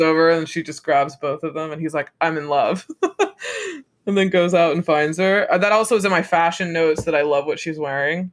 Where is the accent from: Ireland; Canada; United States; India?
United States; for me as an American